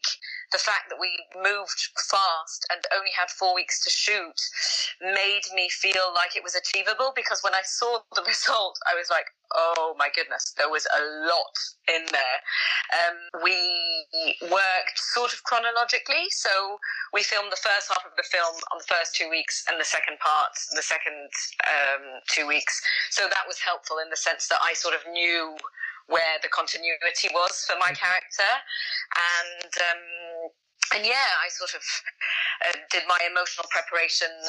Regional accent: France; I was born in France. My parents are English. I lived in France most of my life

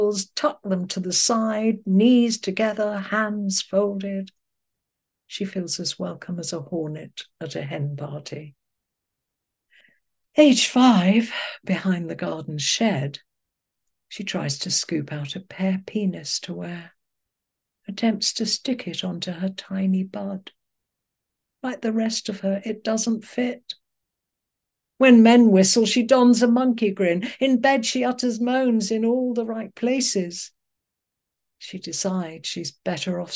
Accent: just outside Liverpool, North West England, United Kingdom; moved away as an adult; I grew up just outside Liverpool

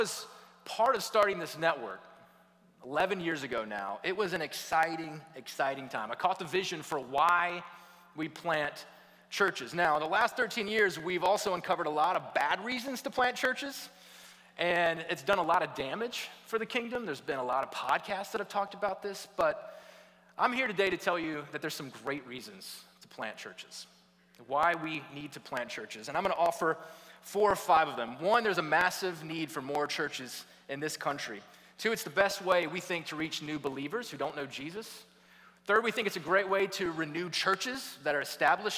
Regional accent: Atlanta, Georgia, United States; moved away as an adult; also born or lived in Louisville, Kentucky; I grew up in Atlanta, Georgia

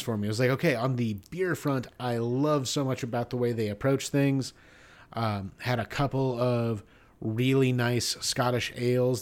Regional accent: United States; I'm an American

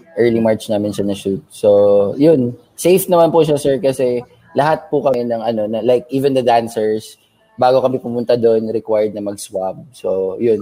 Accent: Cagayan de Oro, Northern Mindanao, Philippines; now in Manila, Philippines; yung journey ng pagsasayaw from Cagayan de Oro up until Manila, talagang ano, eight years talaga na struggle kasi mahirap eh uh, probinsyano tapos pupunta ka sa Manila

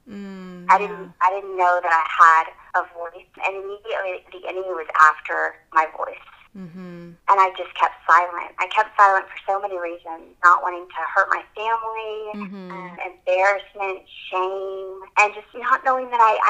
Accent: Tyler, Texas, United States; I am from Tyler, Texas. I am a single mom, and I have two little girls.

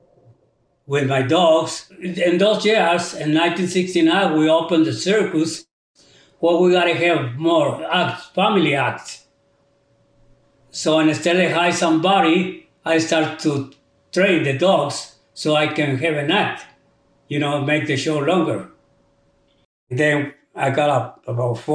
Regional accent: Veracruz, Mexico; now in United States; I was born in Veracruz, Mexico. I come to the United States in 1956.

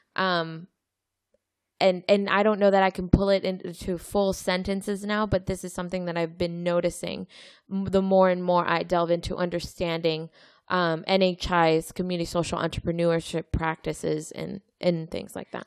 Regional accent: Mexico; moved away; I grew up in Mexico

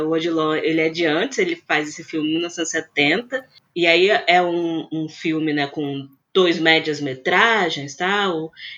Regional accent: Vitória, Espírito Santo, Brazil; aqui em Vitória mesmo, né, no Espírito Santo, que é de onde eu sou

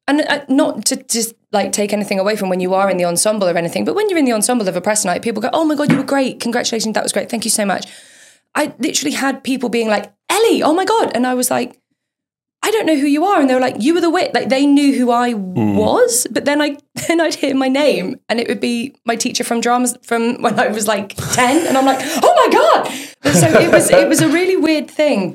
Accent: Leicester, East Midlands, United Kingdom; moved away; I'm from this teeny weeny little village in like in between like Leicestershire, Rutland and Northamptonshire

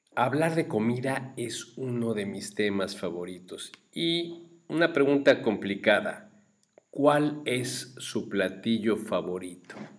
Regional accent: Mexico; nosotros los mexicanos

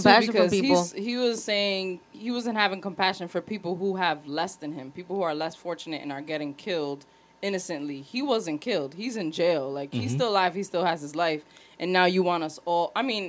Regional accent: Rhode Island, United States; Because I'm an island girl. I'm from Rhode Island.

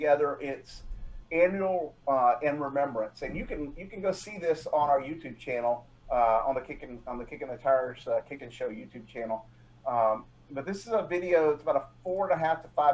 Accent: Beaumont, Texas, United States; This is my hometown.

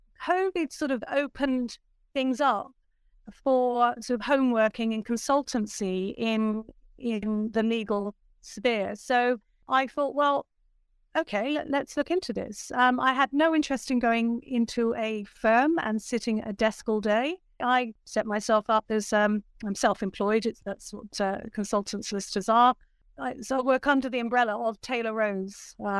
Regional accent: Bristol, South West England, United Kingdom; also born or lived in Australia; now in London, United Kingdom; So I was actually in Australia. I am originally from Bristol, and I thought it was time to return back home. So I actually ended up in London, and there I worked.

